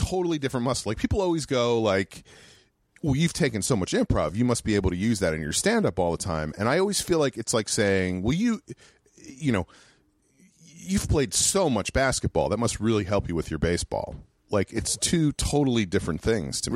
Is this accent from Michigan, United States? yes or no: no; New York, United States; moved away; also born or lived in Worcester, Massachusetts; I grew up in New York, right outside New York City